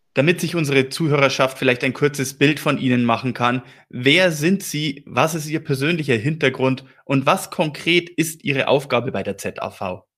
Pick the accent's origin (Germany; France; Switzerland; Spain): Germany; Regensburg, Bavaria; Ich selber bin ja gebürtiger Regensburger